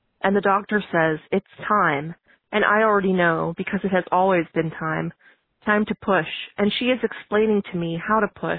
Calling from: San Francisco, California, United States; I'm calling from San Francisco, California

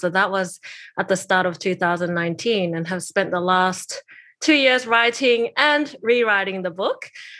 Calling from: New South Wales, Australia; I'm joining from Kamaraygal land from the Eora Nation.

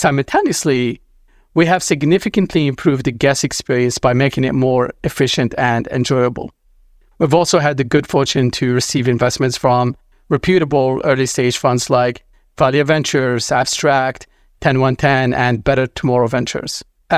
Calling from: Los Angeles, California, United States; I'm calling from Los Angeles today.

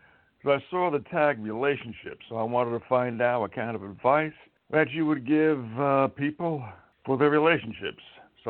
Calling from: Montana, United States; I'm from Montana.

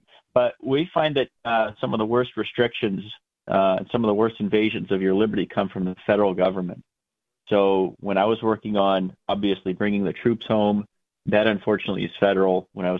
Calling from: Merrimack, New Hampshire, United States; Calling from Merrimack, New Hampshire.

